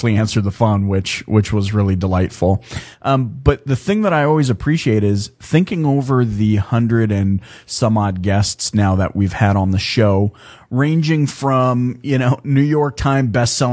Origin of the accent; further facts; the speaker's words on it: Canada; I'm Canadian. Like, I was born in Canada